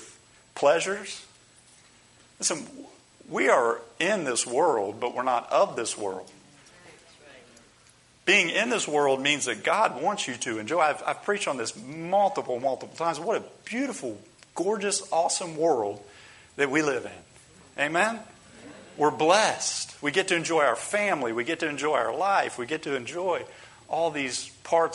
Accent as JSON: {"language": "English", "country": "United States", "said": "as American Christians"}